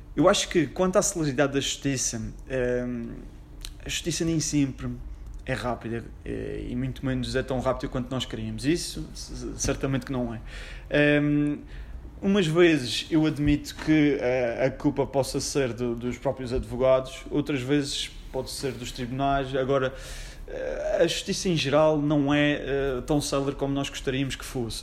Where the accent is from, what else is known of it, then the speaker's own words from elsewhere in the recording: Funchal, Madeira, Portugal; also born or lived in Lisbon; Eu sou do Funchal, tenho 27 anos